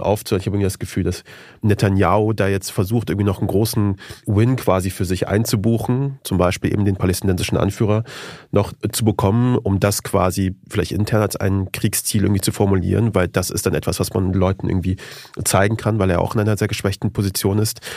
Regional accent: Germany; also born or lived in Afghanistan (ancestry); bei uns zu Hause in Deutschland

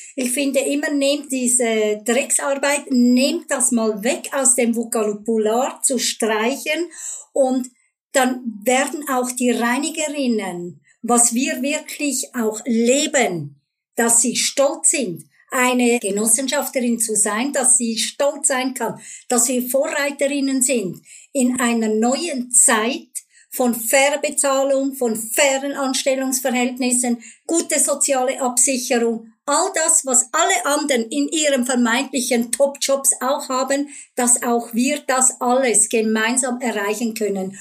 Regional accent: Switzerland; bei uns in der Schweiz

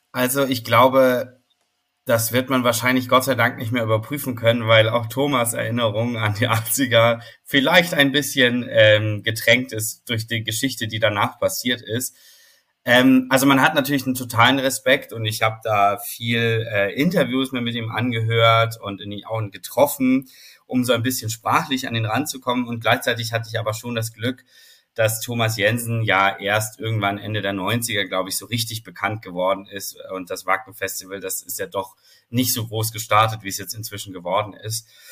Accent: Vorarlberg, Austria; now in Hamburg, Germany; ich bin in Vorarlberg aufgewachsen

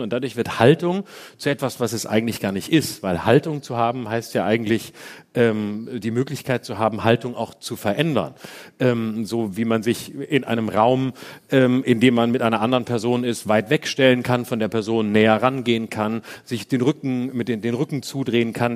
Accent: Baden-Württemberg, Germany; Ich aus Baden-Württemberg

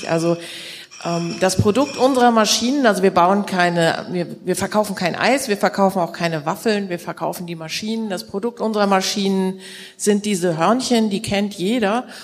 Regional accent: Kiel, Schleswig-Holstein, Germany; Ja, also ich bin Kieler Familienunternehmerin

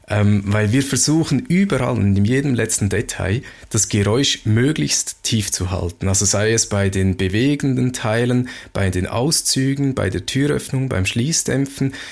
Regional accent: Switzerland; so als Schweizer kann ich mir das gut merken

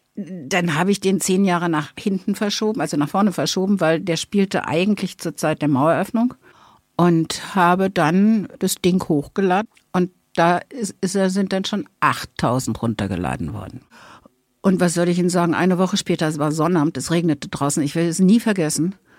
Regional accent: Berlin, Germany; accent: Berliner Schnauze; Ich bin Berlinerin, habe ne, die entsprechende Berliner Schnauze und lebe mit meinem Mann und einer Prinzessinnenkatze in Zehlendorf.

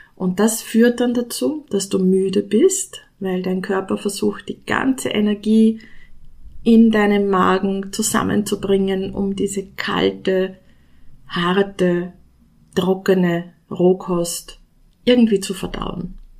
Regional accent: Austria; ich komme aus Österreich

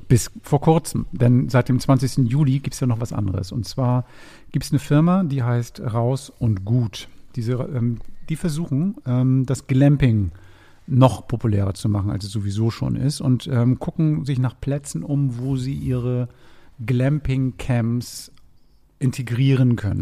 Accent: Hamburg, Germany; als Hamburger

